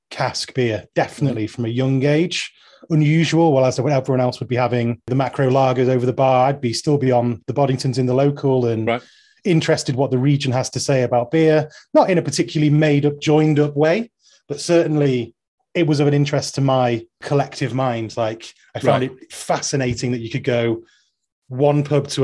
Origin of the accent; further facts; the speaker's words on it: Manchester, North West England, United Kingdom; I'm from South Manchester